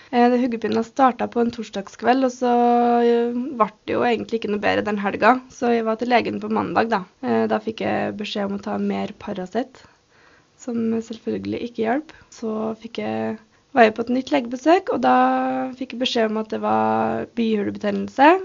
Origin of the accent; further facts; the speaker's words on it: Røros, Trøndelag, Norway; Jeg er født og oppvokst her på Røros